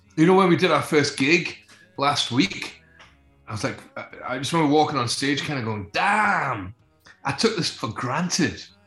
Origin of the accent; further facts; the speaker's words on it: Scotland, United Kingdom; We see ourselves as a Scottish band